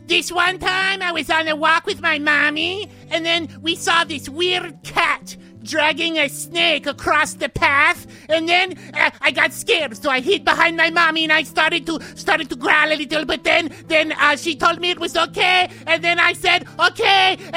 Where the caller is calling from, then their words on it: West Virginia, United States; Uh, hey, Poopo. Uh … Um, I'm calling from West Virginia